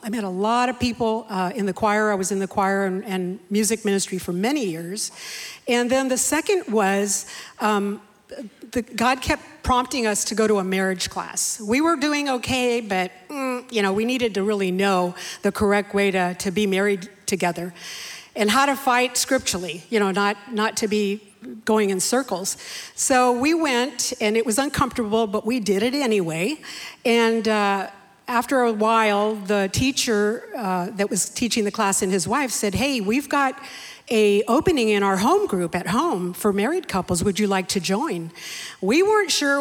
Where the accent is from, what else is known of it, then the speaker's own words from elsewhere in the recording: San Jose, California, United States; also born or lived in Bakersfield, California; I was raised in San Jose all my life.